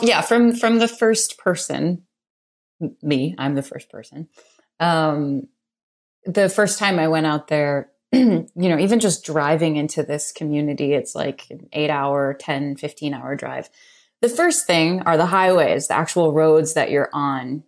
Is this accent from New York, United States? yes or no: yes; New York City, New York, United States; I grew up in New York City